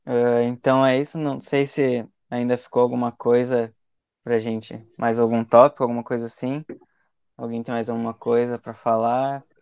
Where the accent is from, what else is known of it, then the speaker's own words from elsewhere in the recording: Gaúcho, Rio Grande do Sul, Brazil; como gaúcho, assim, quem fala você já é meio que estranho, assim, porque todo mundo é acostumado a falar tu, tu, tu